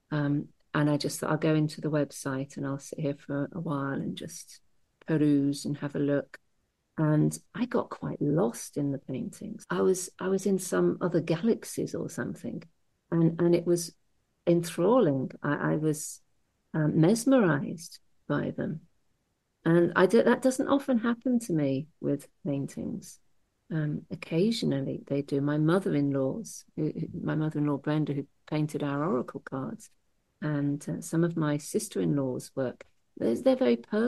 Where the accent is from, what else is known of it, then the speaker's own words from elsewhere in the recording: Birmingham, West Midlands, United Kingdom; now in Hastings, United Kingdom; I was born in Birmingham